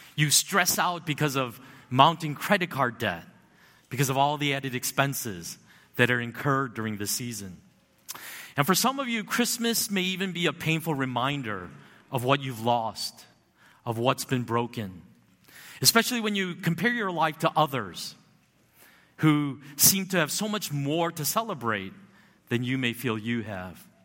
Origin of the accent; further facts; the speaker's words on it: United States; I grew up in America